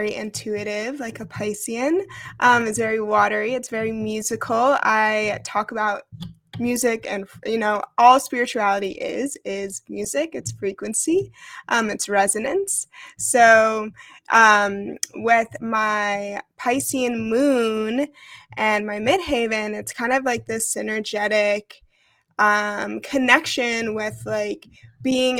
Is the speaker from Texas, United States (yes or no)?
no; New York, United States; moved away as an adult; I grew up in New York. I started my journey in New York City.